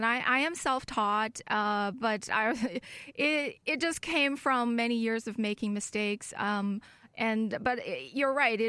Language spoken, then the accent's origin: English; Germany; also born or lived in China; I was born in China and raised in Germany.